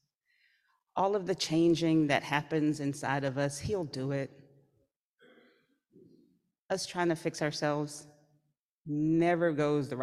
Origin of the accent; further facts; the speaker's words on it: the South, United States; I was raised in the South